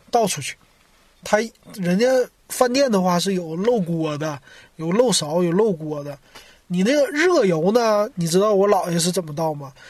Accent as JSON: {"language": "Chinese", "town": "Shenyang", "region": "Liaoning", "country": "China", "tie": "born or raised there", "moved": "as an adult", "lives_now": "Shanghai, China", "said": "我是沈阳人，我离开沈阳之后"}